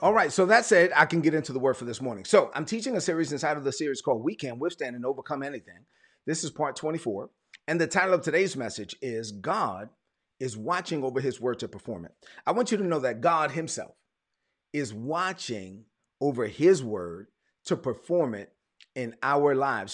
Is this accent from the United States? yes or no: yes; New York City, New York, United States; moved away; also born or lived in Evans, Georgia; I'm from Brooklyn